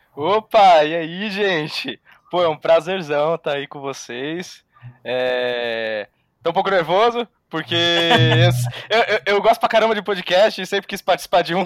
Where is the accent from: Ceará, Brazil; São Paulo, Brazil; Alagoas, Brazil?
São Paulo, Brazil; Santos; eu sou de Santos